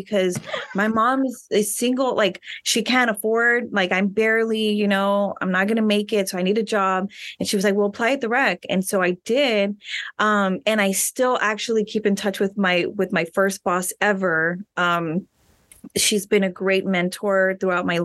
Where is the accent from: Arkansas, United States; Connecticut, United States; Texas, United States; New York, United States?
Texas, United States; Rio Grande City; moved away as an adult; now in San Antonio, United States; I am from Rio Grande City. So I went to Rio Grande City High School